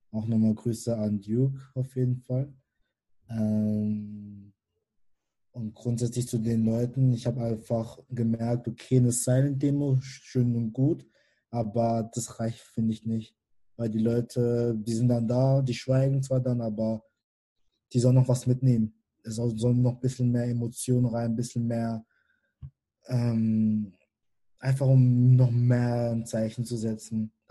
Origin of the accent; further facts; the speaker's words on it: Karlsruhe, Baden-Württemberg, Germany; born there; Ähm, ich bin 22 Jahre alt und bin gebürtiger Karlsruhe. Ähm, meine Eltern kommen ursprünglich aus Kamerun.